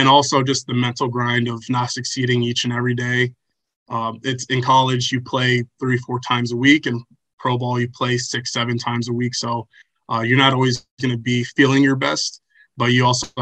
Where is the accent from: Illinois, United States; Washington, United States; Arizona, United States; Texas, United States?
Arizona, United States; Chandler; I grew up in Chandler, Arizona